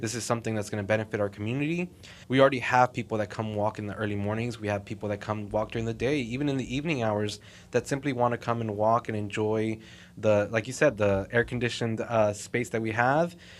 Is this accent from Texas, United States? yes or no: yes; Fort Worth, Texas, United States; also born or lived in Mexico; born and raised here in Fort Worth